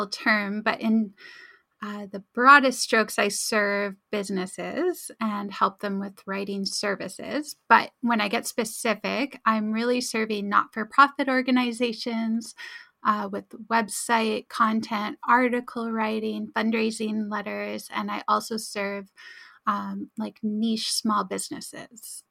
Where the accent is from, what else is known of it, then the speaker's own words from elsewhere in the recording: Abbotsford, British Columbia, Canada; I'll never find enough clients in my hometown to actually fund my, you know, my life